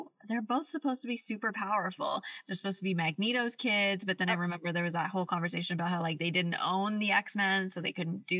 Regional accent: Canada

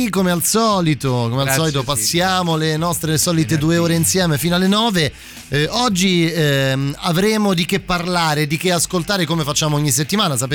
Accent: Rome, Lazio, Italy; da romano

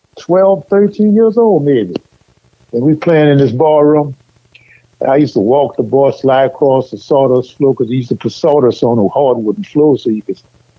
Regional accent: New Orleans, Louisiana, United States; also born or lived in California; I grew up in the Garden District.

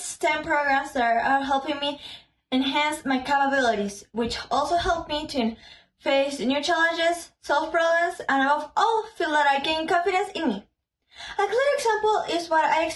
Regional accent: Peru; I'm 11 years old and I'm from Peru

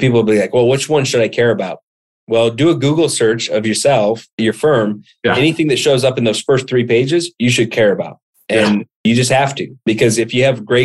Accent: Montana, United States; I grew up in Montana

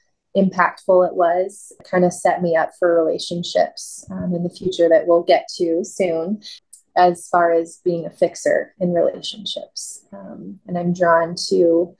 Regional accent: McMinnville, United States; I was born and raised in McMinnville, lived there all through high school

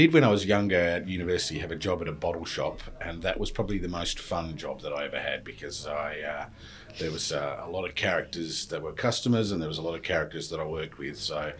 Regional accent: Tasmania, Australia; moved away as an adult; also born or lived in London, United Kingdom / Cheshire, United Kingdom / Sunderland, United Kingdom; I'd say I'm Tasmanian. So spent my life growing up in Tassie, but I was actually born out of circumstance in London. But at a very, very young age, moved to Tassie and grew up there.

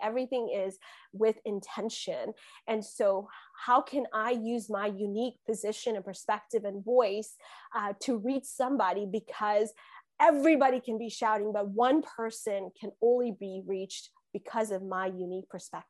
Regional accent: India; born there; I'm fully Indian. Like I was born in India. I speak yeah. Malayalam. I can read Malayalam.

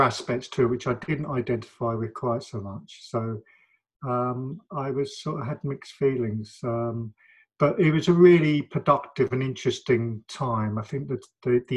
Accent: London, United Kingdom; also born or lived in Manchester / Spain; I felt very privileged living in London and growing up in London

